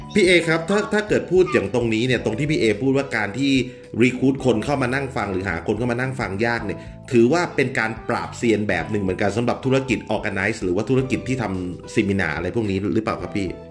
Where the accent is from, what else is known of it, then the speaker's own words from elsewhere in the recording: Bangkok, Thailand; now in Chiang Mai, Thailand; ผมเป็นคนกรุงเทพนะครับอยู่เชียงใหม่มาตั้งแต่ปี 40